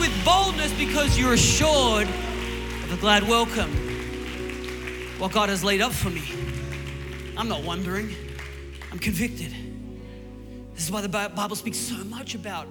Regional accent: Newcastle, New South Wales, Australia; my hometown in Newcastle, it's all on the coast and there's big cliffs

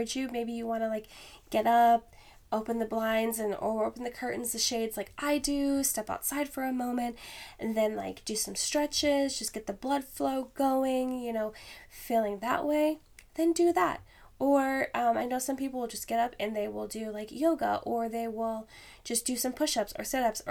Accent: Alaska, United States; moved away; I am from Alaska originally.

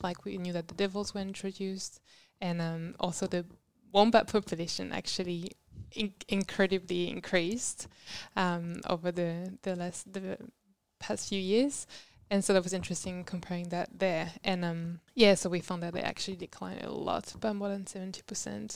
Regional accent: France; moved away as an adult; also born or lived in Mexico; now in Tasmania, Australia; I'm actually from France, and that's where I did all my undergrads and masters

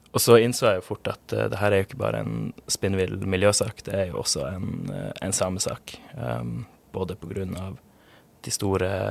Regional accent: Pasvik, Troms og Finnmark, Norway; jeg vokste opp i Pasvik utenfor Kirkenes i Øst-Finnmark

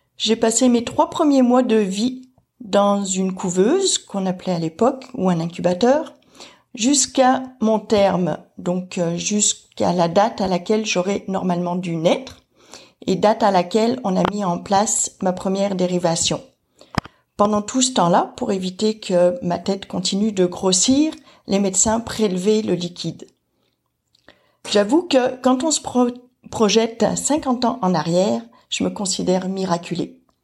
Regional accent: France; Je suis née en France au début des années 1970

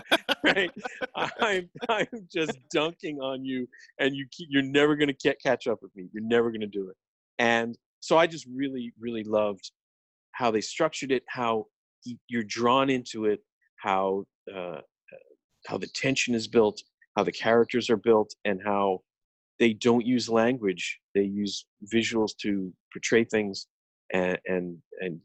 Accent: United States; we as English speakers, as Americans

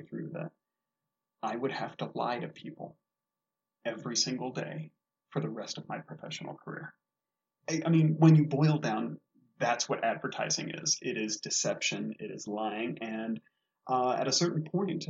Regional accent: Michigan, United States; growing up in Michigan

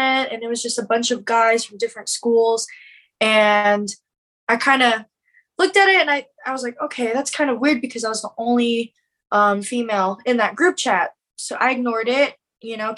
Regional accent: Killeen, Texas, United States; I'm from Killeen, Texas, Fort Hood, and largest army base

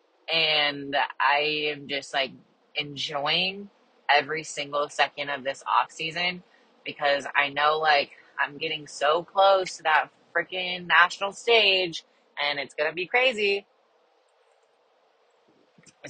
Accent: Kansas, United States; I'm from Kansas and that's kind of like local to me

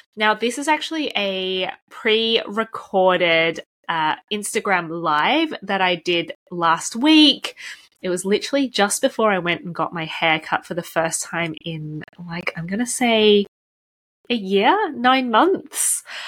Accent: Melbourne, Victoria, Australia; now in United Kingdom; I'm from Melbourne, Australia

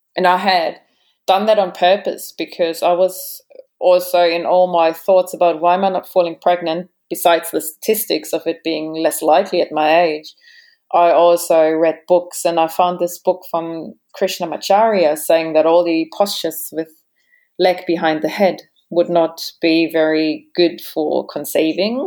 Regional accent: Germany; moved away as an adult; also born or lived in Sydney, Australia / Adelaide, Australia / Perth, Australia / Bali, Indonesia; now in Australia; German origin. So I was born in Germany. I grew up in Germany as well. And it wasn't until I was about 20, 21 that I came to Australia

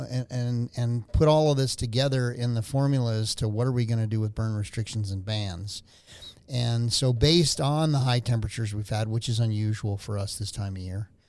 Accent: Albuquerque, New Mexico, United States; born or raised there

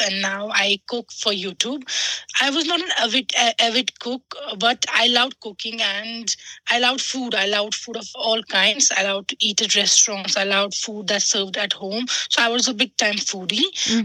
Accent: Srinagar, Jammu and Kashmir, India; I was born and brought up in Srinagar, Kashmir

